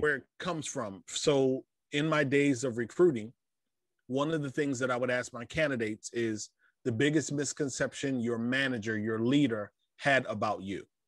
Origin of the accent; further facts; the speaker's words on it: Fort Lauderdale, Florida, United States; I was born in South Florida, Fort Lauderdale to be exact